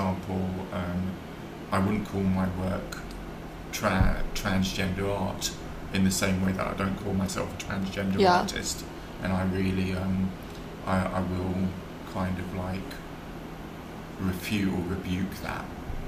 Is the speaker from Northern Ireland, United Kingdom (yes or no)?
no; London, United Kingdom; but I'm also a Londoner